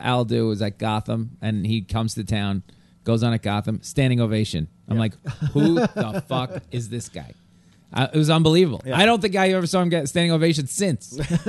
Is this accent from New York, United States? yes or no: yes; Long Island, New York, United States; I'm from Long Island, but I really started in Jersey and the city. So I guess people, my style's more like New York City now, I guess.